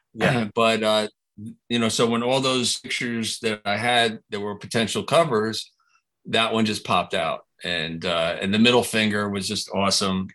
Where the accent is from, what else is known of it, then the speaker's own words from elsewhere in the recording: New Jersey, United States; I was an hour from New York City